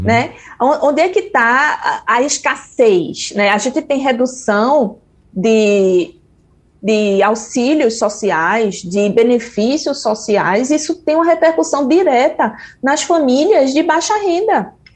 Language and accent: Portuguese; Brazil; eu sou brasileira